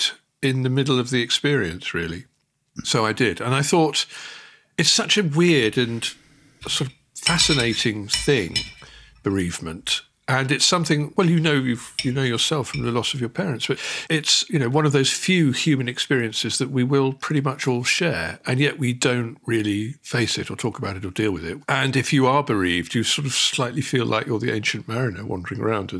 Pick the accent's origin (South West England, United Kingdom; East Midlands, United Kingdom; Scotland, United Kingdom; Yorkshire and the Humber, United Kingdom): East Midlands, United Kingdom; Barton Seagrave; also born or lived in London; now in Finedon, United Kingdom; I grew up in two villages along, a little village called Barton Seagrave